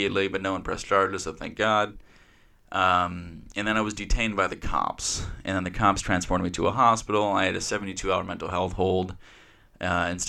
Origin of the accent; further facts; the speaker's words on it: Kenosha, Wisconsin, United States; I left my hometown, Kenosha here